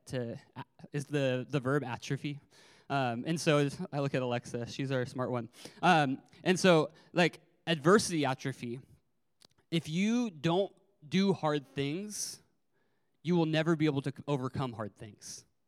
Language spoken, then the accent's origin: English; California, United States; also born or lived in Arizona; I moved schools from Arizona to California in the middle of fourth grade